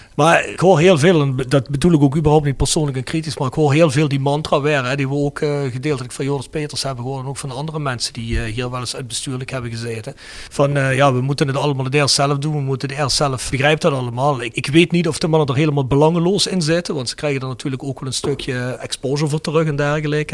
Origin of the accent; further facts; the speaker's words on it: Kerkrade, Limburg, Netherlands; now in Germany; Ik ben uit Limburg, ik ben uit Kerkrade